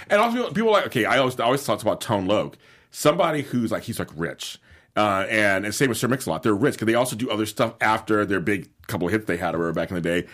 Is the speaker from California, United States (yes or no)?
yes; Los Angeles, California, United States; I grew up in South Central